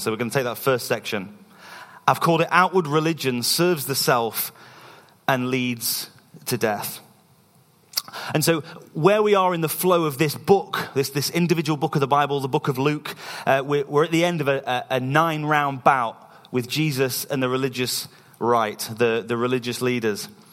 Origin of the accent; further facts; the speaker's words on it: East Midlands, United Kingdom; moved away as an adult; now in Scotland, United Kingdom; we're from the East Midlands in England, and we've been living in Scotland for about two years